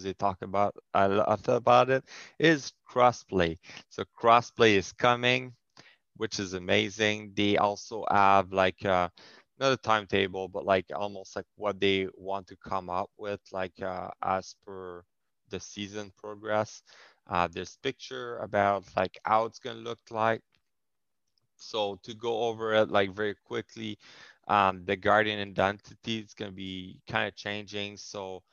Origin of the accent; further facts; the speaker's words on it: Canada; first language French; English is a second language; I'm French Canadian